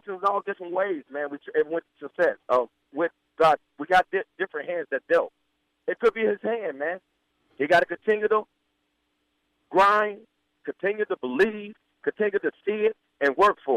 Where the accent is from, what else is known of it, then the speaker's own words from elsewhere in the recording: Florida, United States; I'm from Florida